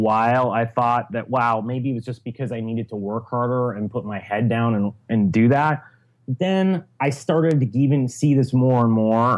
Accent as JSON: {"language": "English", "town": "Chicago", "region": "Illinois", "country": "United States", "also_born_or_lived": "Syracuse / Silicon Valley", "moved": "as an adult", "said": "I'm originally from Chicago."}